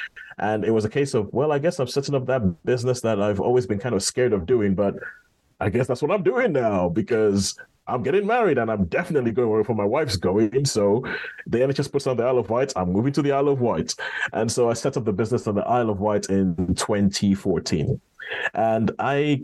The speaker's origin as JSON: {"language": "English", "country": "Nigeria", "said": "growing up, I mean, as a Nigerian"}